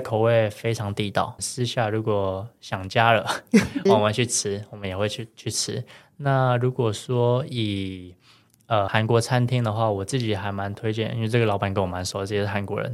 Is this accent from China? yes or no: no; Taiwan; moved away as an adult; now in Cebu, Philippines; 我台湾人